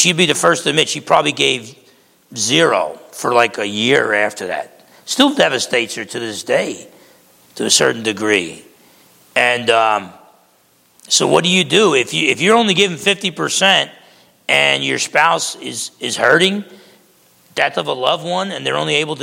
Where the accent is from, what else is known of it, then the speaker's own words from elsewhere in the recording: Essex County, New Jersey, United States; moved away; I grew up back in Essex County, New Jersey.